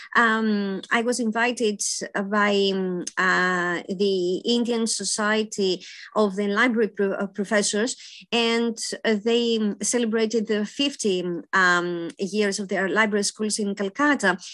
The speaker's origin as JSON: {"language": "English", "town": "Athens", "region": "Attica", "country": "Greece", "tie": "born or raised there", "said": "I was born in Athens, Greece"}